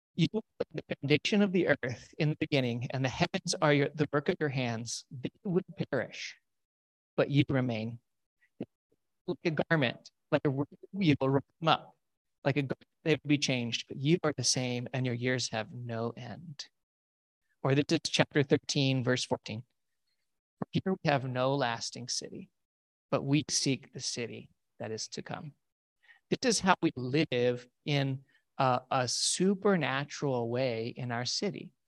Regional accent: United States; We are so weird as American Christians

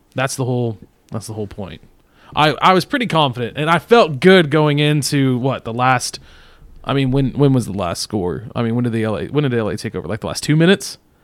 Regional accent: Texas, United States; we're from Texas

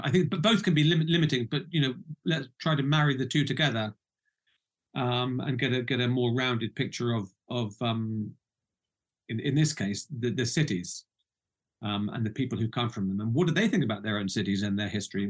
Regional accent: United Kingdom; also born or lived in Baghdad; now in Norfolk, United Kingdom; I'm I'm British. Uh, I come from the UK

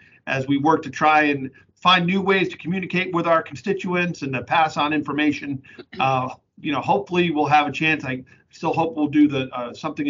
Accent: New England, United States; also born or lived in Connecticut-New York border; now in Pennsylvania, United States; I'm from New England

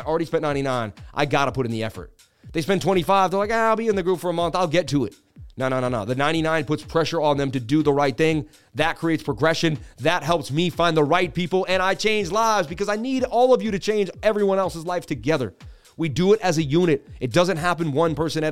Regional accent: Boston, Massachusetts, United States; I grew up in Boston, Mass.

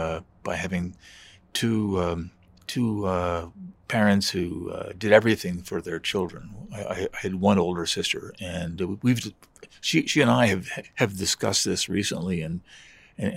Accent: Metuchen, New Jersey, United States; moved away as an adult; also born or lived in Washington, United States / Morocco; now in Montreal, Canada; we've lived here about 45 years now. And one reason we came is that I was raised bilingually in New Jersey. My mother was French.

